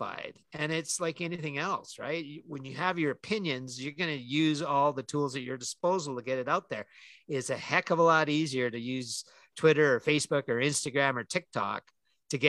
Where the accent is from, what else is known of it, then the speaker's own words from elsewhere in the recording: Canada; I'm Canadian